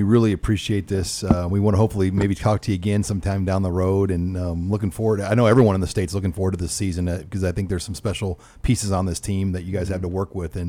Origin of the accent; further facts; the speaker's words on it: the South, United States; Growing up in the South, I mean, is chicken and waffles